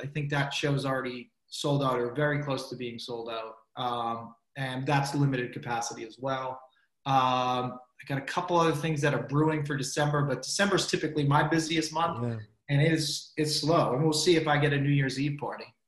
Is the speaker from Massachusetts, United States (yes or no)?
yes; Medford, Massachusetts, United States; I'm from Medford